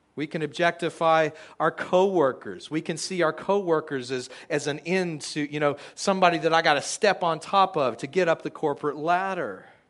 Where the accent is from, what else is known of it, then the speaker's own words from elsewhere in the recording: United States; we as American Christians